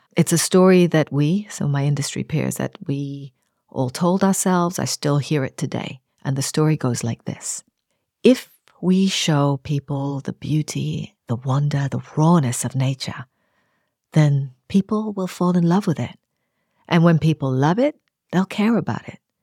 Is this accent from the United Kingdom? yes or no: no; Nairobi, Kenya; I grew up on the outskirts of Nairobi on the edge of a coffee plantation.